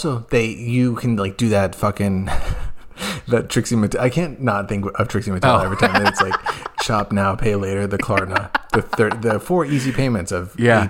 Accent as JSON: {"language": "English", "country": "United States", "said": "I am an American. I'm a traditionalist."}